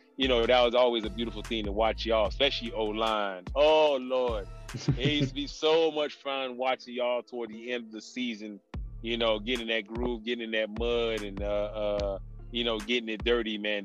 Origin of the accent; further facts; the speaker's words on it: Miami, Florida, United States; moved away; I'm a Miami kid